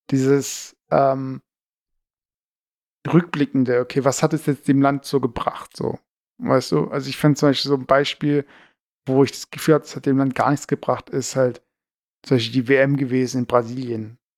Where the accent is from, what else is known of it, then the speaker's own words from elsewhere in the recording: Baden-Württemberg, Germany; accent: Swabian; Also ich mag Schwäbisch eigentlich und ich bin, ich fühle mich eigentlich immer noch als Schwabe so.